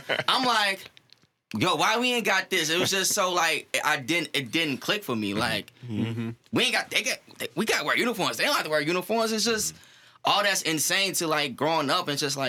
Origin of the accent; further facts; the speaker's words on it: St. Louis, Missouri, United States; growing up in St. Louis public